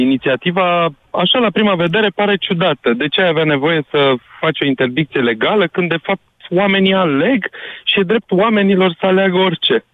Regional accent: Brașov, Brașov County, Romania; Eu mm-hmm. sunt brașovean

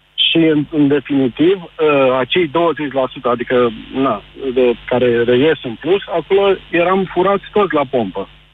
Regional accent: Cluj-Napoca, Cluj County, Romania; eu sunt clujean

